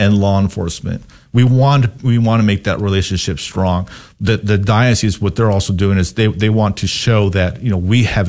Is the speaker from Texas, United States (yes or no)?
yes; El Paso, Texas, United States; moved away as an adult; now in Dallas, United States; growing up in El Paso myself